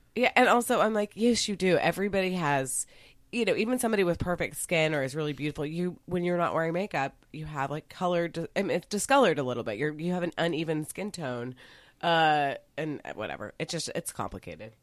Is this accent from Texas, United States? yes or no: yes; Dallas, Texas, United States; I was raised in Dallas